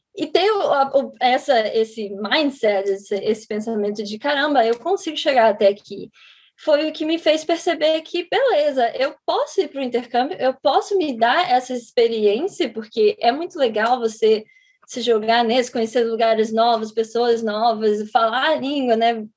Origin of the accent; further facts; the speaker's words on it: Rio de Janeiro, Brazil; moved away as an adult; now in United States; eu sou do Rio de Janeiro